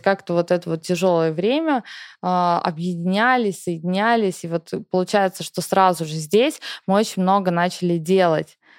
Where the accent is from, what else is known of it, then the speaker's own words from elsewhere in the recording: Russia; first language Russian; moved away as an adult; мне всегда в России мне хорошо, у меня там семья, у меня там все, работа, мой родной язык